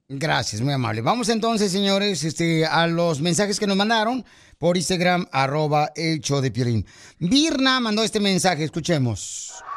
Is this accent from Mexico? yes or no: yes; Monterrey, Nuevo León, Mexico; Así somos los de Monterrey, León